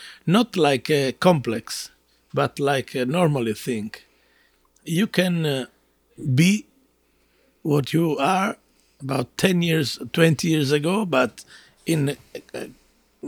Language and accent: English; Southern Italy, Italy; English is a second language; I'm … from Italy, from South Italy.